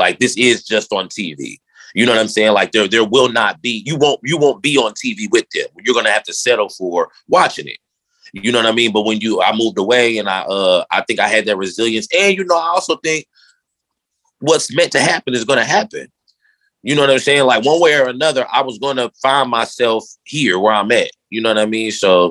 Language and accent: English; Indianapolis, Indiana, United States; when we growing up in Indy